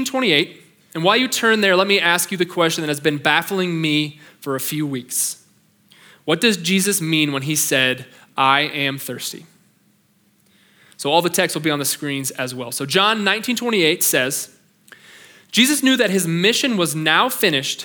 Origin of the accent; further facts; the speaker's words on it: Pleasant Plains, Illinois, United States; moved away as an adult; now in Cheyenne, United States; I grew up in a town of about 800 people in Pleasant Plains, Illinois